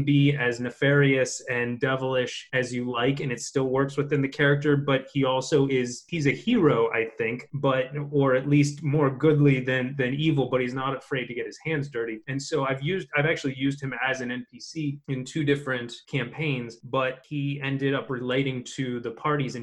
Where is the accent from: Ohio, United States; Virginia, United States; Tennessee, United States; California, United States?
Ohio, United States; Youngstown; also born or lived in Evansville, Indiana; now in Columbus, United States; I'm currently in Columbus, Ohio. I'm originally from Youngstown. Went to Youngstown State. That's where I'm from.